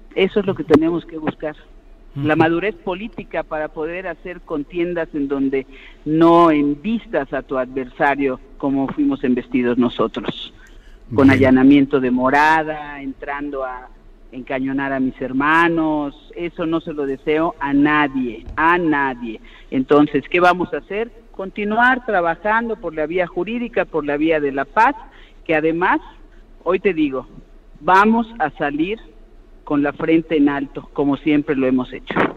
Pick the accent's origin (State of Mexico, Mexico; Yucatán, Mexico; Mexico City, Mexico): Yucatán, Mexico; yo soy una yucateca cariñosa